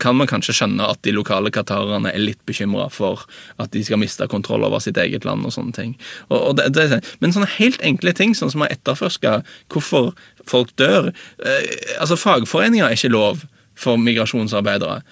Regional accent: Norway; som nordmann

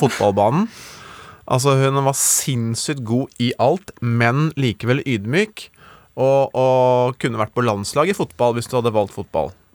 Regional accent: Gjøvik, Innlandet, Norway; jeg er jo fra Gjøvik

